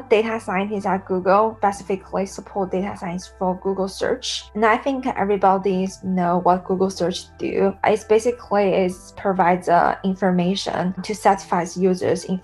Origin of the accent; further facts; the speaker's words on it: Sichuan, China; So I grew up in Sichuan, southwest province in China, and uh, it's famous for spicy food.